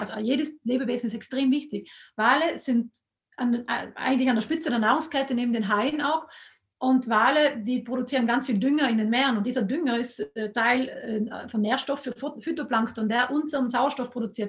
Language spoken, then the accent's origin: German; South Tyrol, Trentino-Alto Adige, Italy; in Südtirol sind wir so stolz auf den Südtiroler Speck